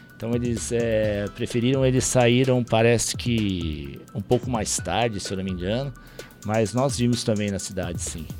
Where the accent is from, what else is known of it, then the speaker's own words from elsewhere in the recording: Ribeirão Pires, São Paulo, Brazil; eu como sou de Ribeirão